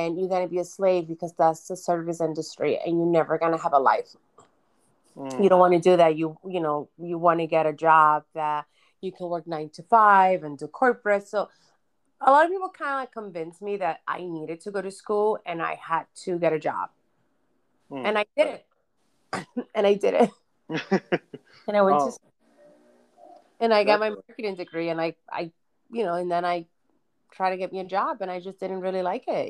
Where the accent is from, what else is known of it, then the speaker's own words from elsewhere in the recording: New York City, New York, United States; also born or lived in Dominican Republic; I grew up in Brooklyn. And we pretty much immigrated from the Dominican Republic, and I landed right in Brooklyn.